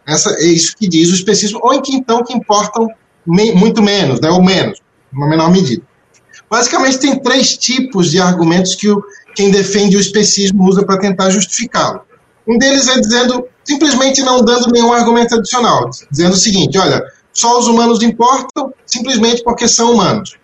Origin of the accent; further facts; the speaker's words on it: Florianópolis, Santa Catarina, Brazil; nasci, nasci em Florianópolis